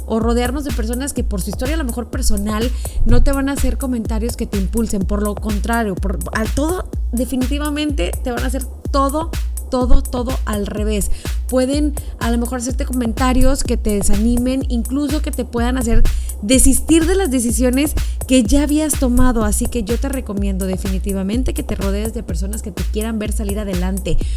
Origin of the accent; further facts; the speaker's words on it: Mexico; somos mexicanos